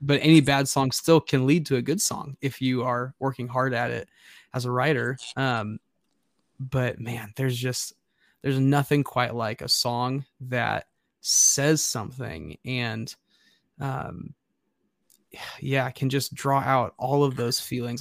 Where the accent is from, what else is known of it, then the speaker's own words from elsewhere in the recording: Nebraska, United States; growing up as a kid in Nebraska